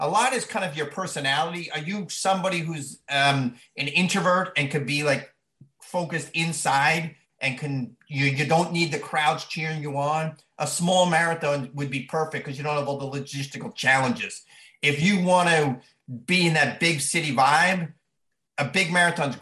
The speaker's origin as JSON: {"language": "English", "area": "Long Island", "region": "New York", "country": "United States", "tie": "born or raised there", "said": "on Long Island in my hometown."}